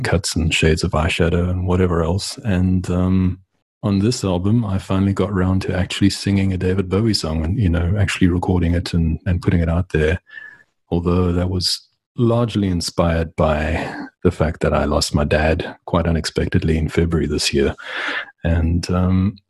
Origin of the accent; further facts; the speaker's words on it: Port Elizabeth, Eastern Cape, South Africa; moved away as an adult; also born or lived in Johannesburg; now in United States; I was born in Port Elizabeth and ultimately ended up in Johannesburg